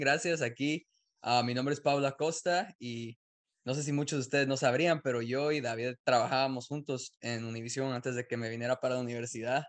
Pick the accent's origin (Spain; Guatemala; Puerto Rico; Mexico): Guatemala; now in United States; yo nací en Guatemala